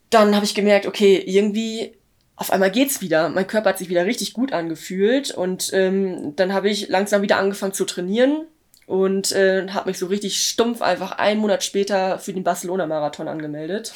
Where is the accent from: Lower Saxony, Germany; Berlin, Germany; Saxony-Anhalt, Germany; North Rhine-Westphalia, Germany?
Lower Saxony, Germany; Löningen; in Löning in meiner Heimat